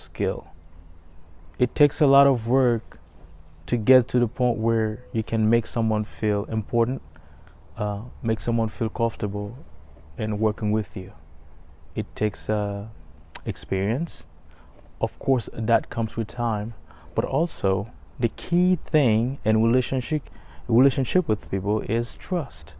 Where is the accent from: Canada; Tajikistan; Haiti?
Haiti; now in Tennessee, United States; I am a resident of Tennessee. Originally, I was born and raised in Haiti.